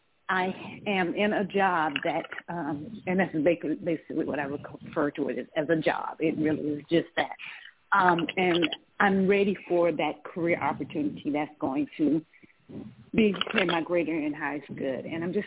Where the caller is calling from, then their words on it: Georgia, United States; I'm calling from Georgia.